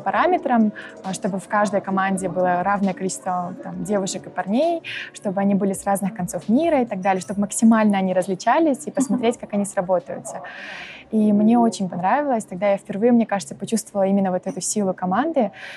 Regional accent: Shymkent, Turkistan Region, Kazakhstan; moved away as an adult; also born or lived in Astana; now in Warsaw, Poland; Я родилась в городе Шимкент и выросла там же, то есть я 17 лет а, проживала там

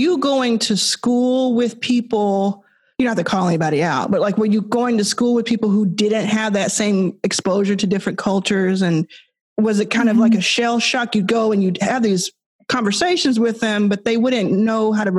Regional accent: Texas, United States; also born or lived in Mississippi; now in Los Angeles, United States; I grew up in Texas. I was born in Mississippi.

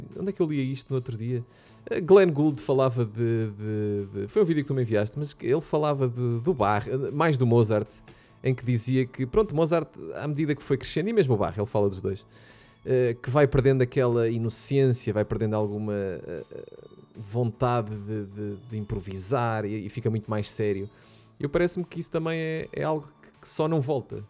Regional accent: Portugal; como bons portugueses que somos e gostamos muito de nos queixar

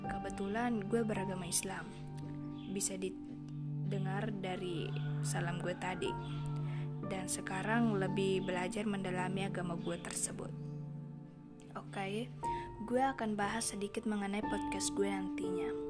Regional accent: South Sulawesi, Indonesia; Saat gue ngomong ini, gue berumur 17 tahun. Gue orang Bugis Makassar.

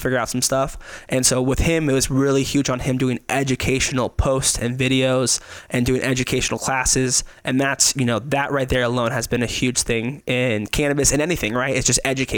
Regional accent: Las Vegas, Nevada, United States; now in Reno, United States; I'm born and raised in Vegas. I moved to Reno when I was 18 to go to college.

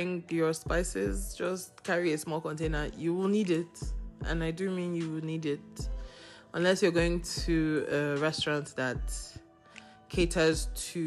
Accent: Nigeria; I'm saying this as a Nigerian

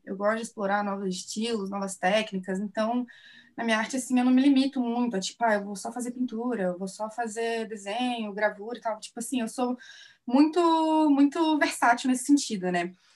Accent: Divinópolis, Minas Gerais, Brazil; now in Curitiba, Brazil; eu sou mineira, eu sou de Divinópolis, Minas Gerais, mas eu já moro aqui em Curitiba já tem um tempo.

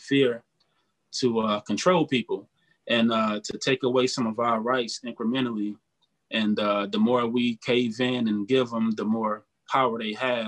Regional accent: Detroit, Michigan, United States; now in Cleveland, United States; I'm in Cleveland right now, but I bounce back. I'm from Detroit originally

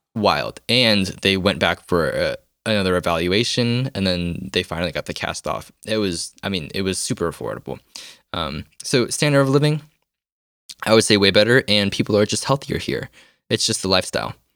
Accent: United States; moved away as an adult; now in South Korea; I'm from America too

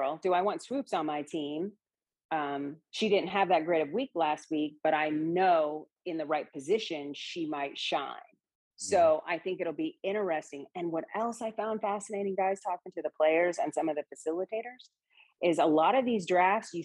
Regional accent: Seattle, Washington, United States; I'm from the Seattle area

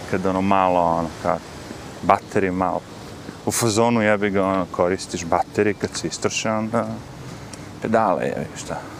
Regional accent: Smederevo, Serbia; now in New York, United States; ja sam iz Smedra

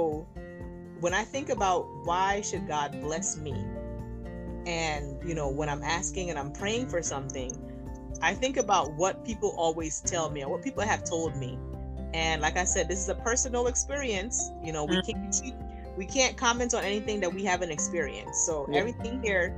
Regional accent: Nigeria; accent: Nigerian; my Nigerian accent

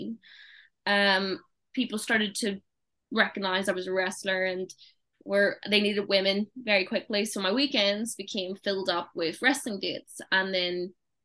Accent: Ireland; moved away as an adult; now in United Kingdom; I'm coming from Ireland.

